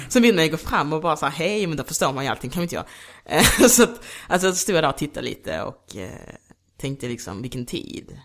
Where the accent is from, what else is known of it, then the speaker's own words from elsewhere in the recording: Degeberga, Skåne, Sweden; moved away; also born or lived in Luanda, Angola / Kristianstad; Jag är uppvuxen i Degeberga. Så jag flyttade typ från Angola till Kristianstad, sen till Degeberga